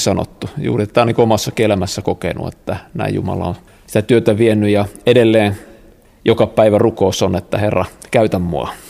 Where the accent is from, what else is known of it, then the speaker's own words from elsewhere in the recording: Kokkola, Central Ostrobothnia, Finland; mä oon Kokkolasta siis kotosi